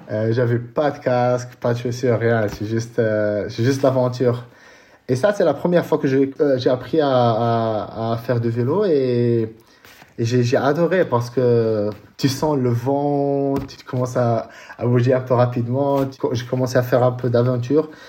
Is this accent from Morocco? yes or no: yes; Casablanca, Casablanca-Settat, Morocco; French is a second language; je suis né euh, à Casablanca. j'ai 39 ans